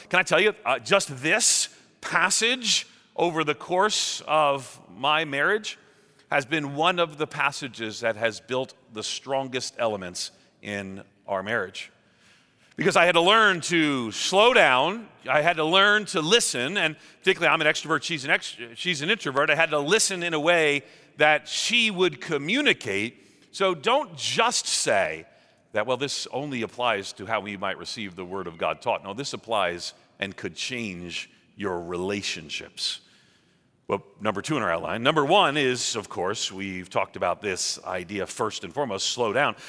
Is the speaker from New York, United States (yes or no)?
yes; New York, United States; moved away; I'm from New York